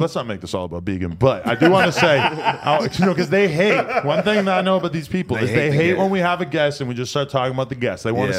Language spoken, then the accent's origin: English; Chicago, Illinois, United States; I'm from Englewood and I get it, Brackenwood.